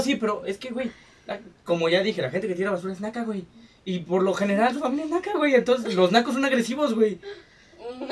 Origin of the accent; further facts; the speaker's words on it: Mexico; aquí siendo mexicanos